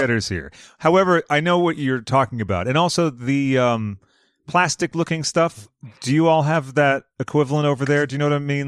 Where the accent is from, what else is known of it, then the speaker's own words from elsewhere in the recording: United States; us Americans